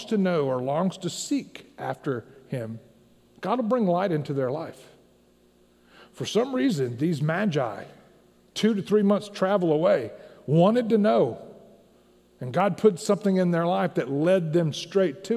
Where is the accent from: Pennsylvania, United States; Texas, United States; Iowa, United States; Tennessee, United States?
Tennessee, United States; I grew up in Tennessee